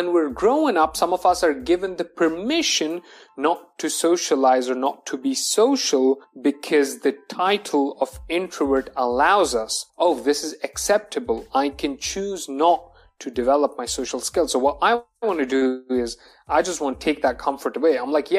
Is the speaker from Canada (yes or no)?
no; Dubai, United Arab Emirates; Okay. I am a Pakistani and I have my business in Dubai because that's where I was born and brought up.